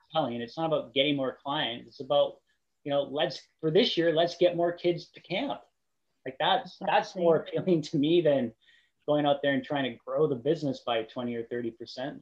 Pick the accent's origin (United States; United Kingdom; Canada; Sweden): Canada; Qualicum Beach, British Columbia; I grew up in a small town. I grew up in Qualicum Beach.